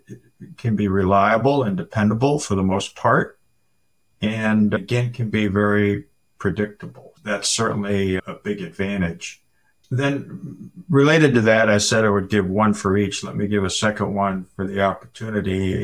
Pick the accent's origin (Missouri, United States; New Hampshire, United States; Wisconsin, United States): New Hampshire, United States; Manchester; I was born and raised in Manchester, New Hampshire